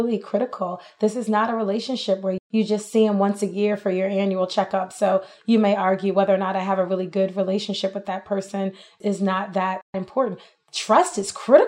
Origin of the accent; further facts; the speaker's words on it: New York, United States; moved away as an adult; now in Texas, United States; I'm from New York